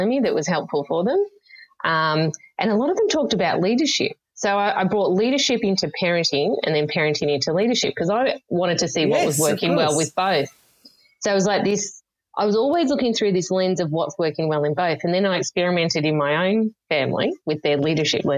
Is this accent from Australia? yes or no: yes; Yarra Valley, Victoria, Australia; I grew up in the Yarra Valley in Victoria